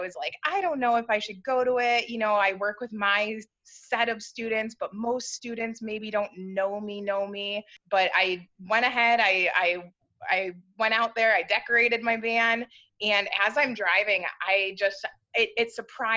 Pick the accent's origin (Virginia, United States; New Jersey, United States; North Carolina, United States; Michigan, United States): Michigan, United States; Southeast; I'm from Michigan. My family, we kind of live all throughout the Southeast Michigan area